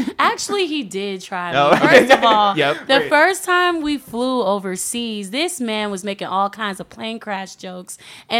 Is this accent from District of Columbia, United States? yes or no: yes; Washington, District of Columbia, United States; also born or lived in Northern Virginia / Chevy Chase, Maryland; I was born in D.C.